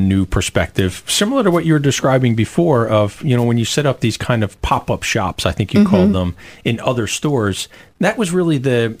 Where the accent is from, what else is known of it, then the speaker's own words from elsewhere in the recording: Philadelphia, Pennsylvania, United States; now in Chester County, United States; I grew up in Philadelphia. I'm a native of Overbrook, live out in Chester County, greater Philadelphia community today.